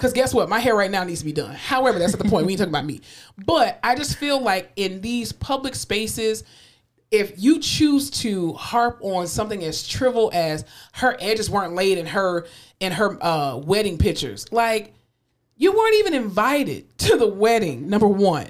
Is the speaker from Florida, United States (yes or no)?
yes; Fort Lauderdale, Florida, United States; now in Texas, United States; I'm from Fort Lauderdale